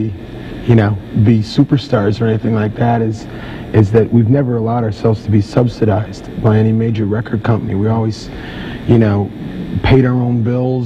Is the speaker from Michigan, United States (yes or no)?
yes; Detroit, Michigan, United States; since I'm from Detroit